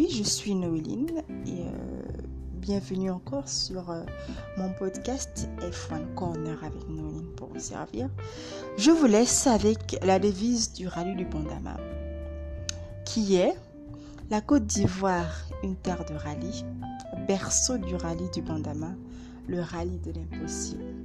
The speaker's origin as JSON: {"language": "French", "country": "Gabon", "said": "mon pays d'origine, le Gabon, et pourquoi pas dans d'autres pays."}